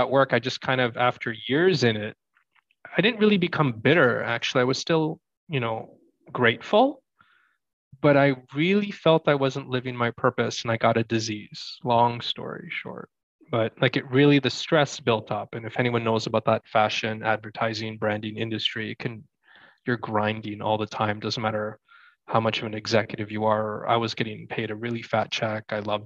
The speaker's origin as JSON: {"language": "English", "country": "Canada", "tie": "born or raised there", "also_born_or_lived": "Toronto, Canada / Vancouver, Canada", "moved": "as an adult", "said": "I grew up in Toronto, Canada, and Vancouver, Canada as well."}